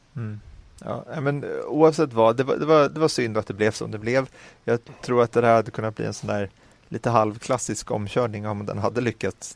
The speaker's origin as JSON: {"language": "Swedish", "country": "Sweden", "also_born_or_lived": "Stockholm", "said": "jag är lycklig som svensk"}